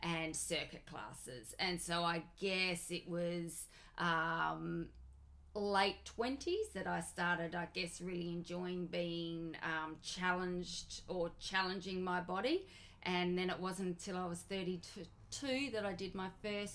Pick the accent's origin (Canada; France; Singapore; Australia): Australia; Adelaide, South Australia; I grew up in Adelaide